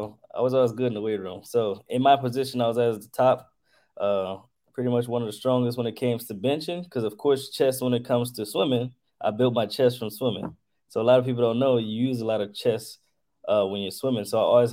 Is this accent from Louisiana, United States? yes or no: yes; Lafayette, Louisiana, United States; I'm from Lafayette, Louisiana